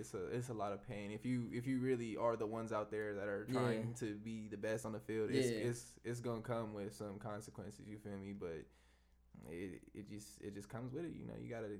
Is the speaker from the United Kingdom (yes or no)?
no; San Bernardino, California, United States; I'm from San Bernardino.